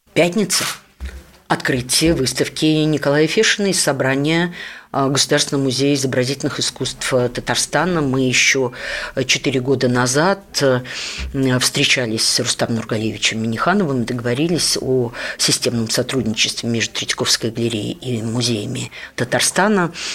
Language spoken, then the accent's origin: Russian; Riga, Latvia; moved away as an adult; now in Moscow, Russia; а я родилась в Риге – не в Москве и не в Ленинграде